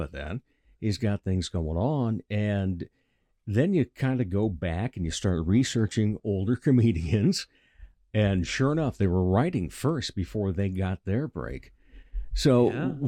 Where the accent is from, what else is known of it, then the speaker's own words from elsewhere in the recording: Rock Rapids, Iowa, United States; I grew up down in Rock Rapids and uh, driving up here.